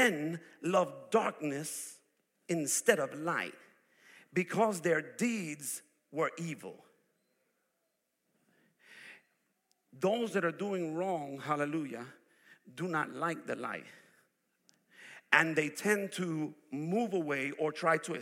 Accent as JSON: {"language": "English", "region": "New York", "country": "United States", "moved": "yes", "said": "I'm originally from New York. I'm a city boy. I come from the place where people don't sleep."}